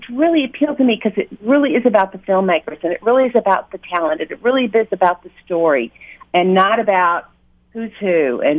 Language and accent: English; Mississippi, United States; accent: Southern; now in Chicago, United States; I'm from actually from Mississippi.